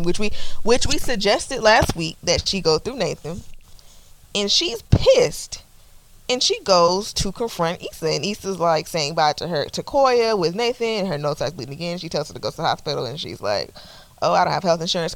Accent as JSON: {"language": "English", "town": "Atlanta", "region": "Georgia", "country": "United States", "said": "I'm from Atlanta"}